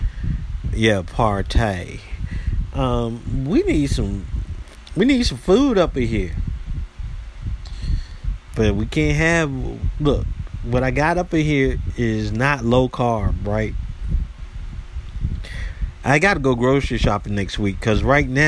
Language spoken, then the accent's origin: English; United States; I am American